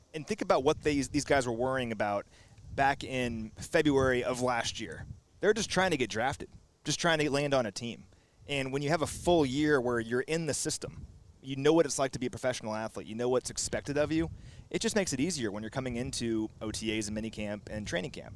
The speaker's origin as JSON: {"language": "English", "town": "Kansas City", "region": "Missouri", "country": "United States", "tie": "born or raised there", "said": "I grew up in Kansas City."}